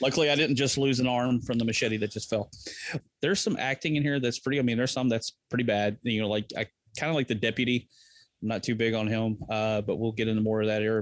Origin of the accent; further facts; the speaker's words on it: Texas, United States; I'm from Texas